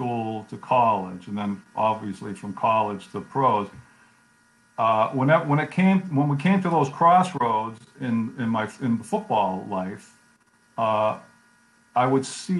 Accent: United States; I grew up pretty American

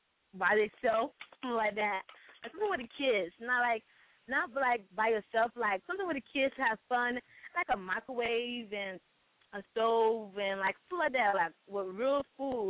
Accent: Hollywood, Florida, United States; Hollywood, Florida

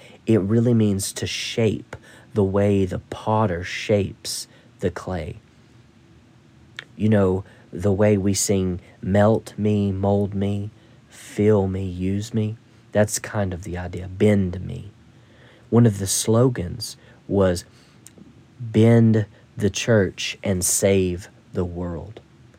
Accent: Ireland; But when I was a lad growing up in Ireland, and some Canadians told me the same in Nova Scotia, Saturday night was bath night.

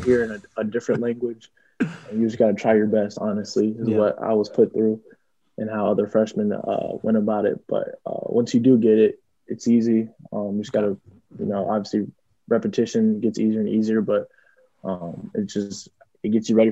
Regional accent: Twin Cities, Minnesota, United States; the Twin Cities. Where I'm from, about 20 minutes from where I'm from

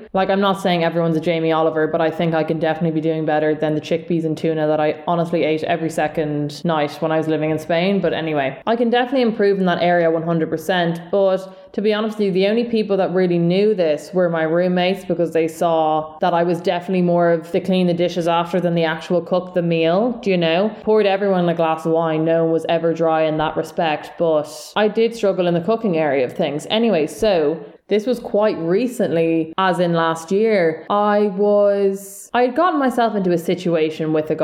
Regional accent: Dublin, Leinster, Ireland; accent: South Dublin

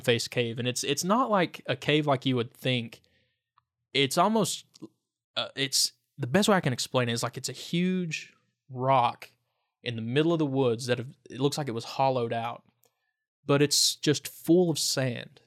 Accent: Lee County, Virginia, United States; now in Wise, United States; I grew up in Lee County

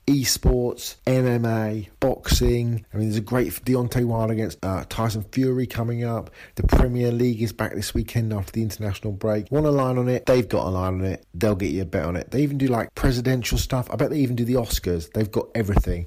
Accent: England, United Kingdom; I'm English.

